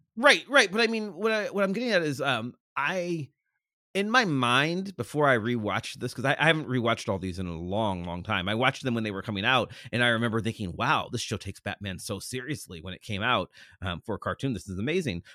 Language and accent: English; Cleveland, Ohio, United States; moved away as an adult; now in Pittsburgh, United States; I grew up in Cleveland.